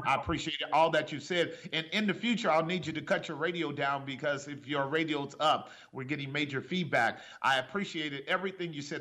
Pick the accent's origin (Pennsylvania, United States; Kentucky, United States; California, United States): California, United States; Oakland; I grew up in Oakland and I know Oakland well on so many levels